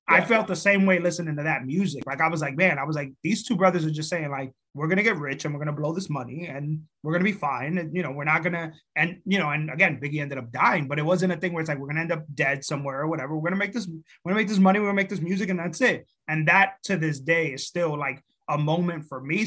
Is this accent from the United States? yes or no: yes; New York, United States; moved away; also born or lived in Dominican Republic / Providence / Boston; I was born in New York, grew up in DR for 4 years, and then came back to New York for a year, moved to Providence.